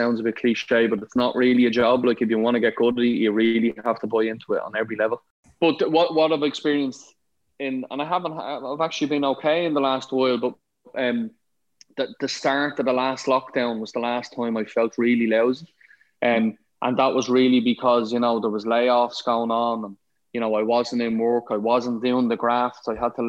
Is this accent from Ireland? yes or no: yes; Ireland; I ended up being the exec chef in a 5-star hotel in my hometown